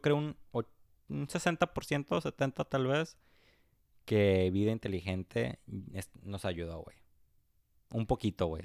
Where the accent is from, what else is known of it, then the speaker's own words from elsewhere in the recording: Tapachula, Chiapas, Mexico; now in United States; yo originariamente soy de Chiapas, de Tapachula, Chiapas